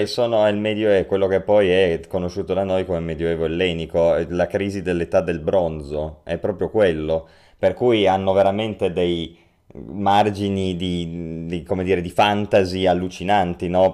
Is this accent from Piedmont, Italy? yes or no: yes; Turin, Piedmont, Italy; noi che poi siamo di Torino